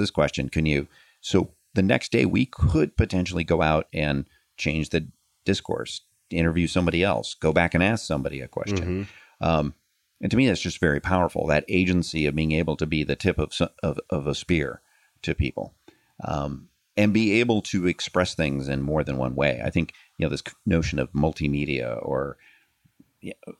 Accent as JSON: {"language": "English", "country": "United States", "said": "I'm an American"}